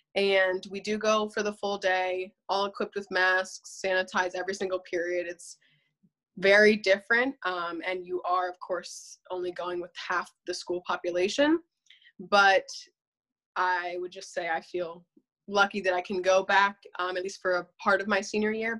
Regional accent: Berks County, Pennsylvania, United States; I'm also from Berks County in um, Pennsylvania

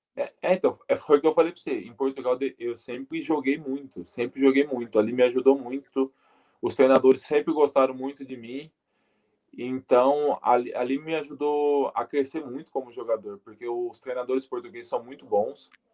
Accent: Brazil; moved away as an adult; eu que sou brasileiro

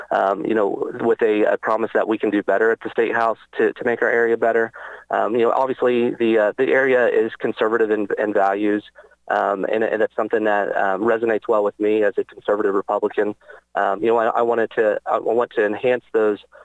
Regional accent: Franklin County, Indiana, United States; Born and raised in Franklin County, Indiana

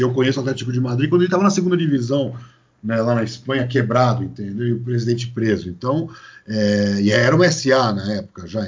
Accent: São Paulo, Brazil; olha meu sotaque, eu sou de São Paulo

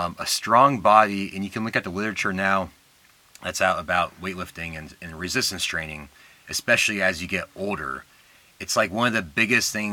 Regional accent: Arizona, United States; moved away as an adult; also born or lived in Nebraska / Tucson, Arizona; we're from Arizona

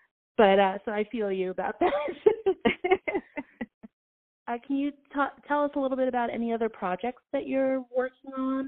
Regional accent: New York, United States; I'm from New York

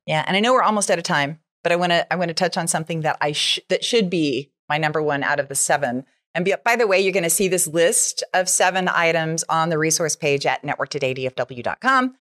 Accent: United States; I'm an American

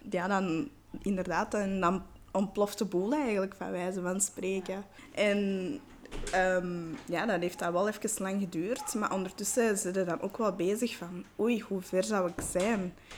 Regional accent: Belgium; also born or lived in Patna, India / Calcutta, India; ik ben geadopteerd en ik wist niet waar mijn roots lagen of, wie, of in welke omstandigheden dat ik naar België ben gekomen

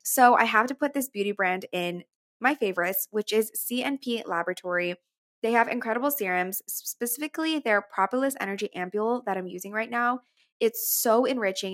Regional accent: McAllen, Texas, United States; now in New York, United States; my hometown, McAllen

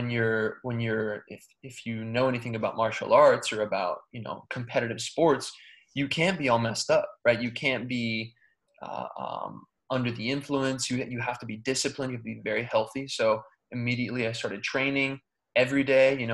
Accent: United States; I was born here in America, and I, as a kid, always had so much energy

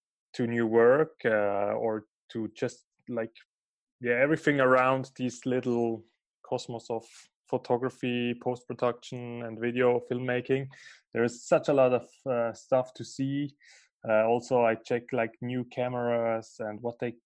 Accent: Basel, Basel-Stadt, Switzerland; English is a second language; moved away as an adult; now in Lucerne, Switzerland; I am from Basel and now living in Lucerne as a freelance photographer and filmmaker

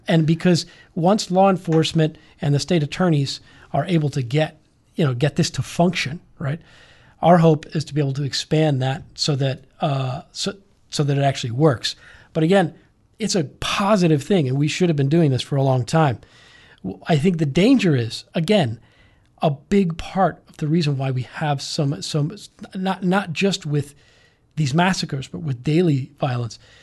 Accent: Miami, Florida, United States; I grew up here in Miami. uh, elementary, middle, high school, uh, Cuban American.

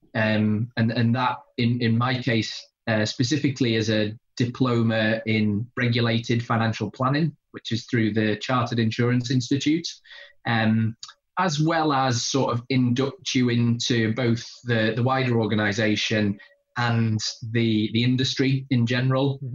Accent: Pontefract, Yorkshire and the Humber, United Kingdom; moved away as an adult; now in North East England, United Kingdom; I grew up in uh, in Pontefract in West Yorkshire

